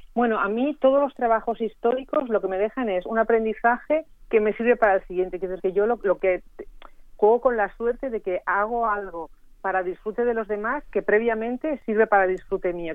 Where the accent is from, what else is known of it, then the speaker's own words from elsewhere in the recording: Barcelona, Catalonia, Spain; naciendo en Barcelona que es de donde soy yo